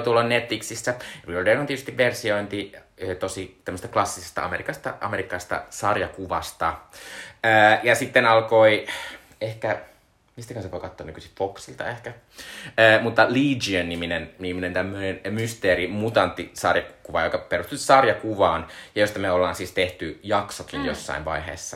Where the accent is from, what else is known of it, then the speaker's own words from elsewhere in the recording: Joensuu, North Karelia, Finland; moved away; Mistä mä oon kotoisin, Joensuussa oli ihan suunnittelun kokoinen Anttila